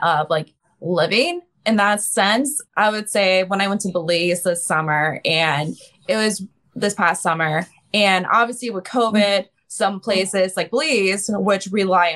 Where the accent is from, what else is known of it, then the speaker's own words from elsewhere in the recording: Ohio, United States; I'm from Midwest in Ohio in the US